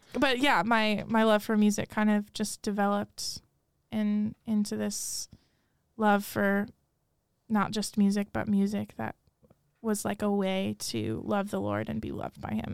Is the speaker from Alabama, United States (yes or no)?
no; Rochester, New York, United States; moved away as an adult; now in Steubenville, United States; I grew up in Rochester, New York